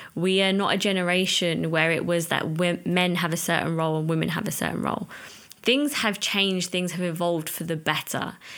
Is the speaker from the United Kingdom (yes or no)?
yes; United Kingdom; as an Asian, as a British Asian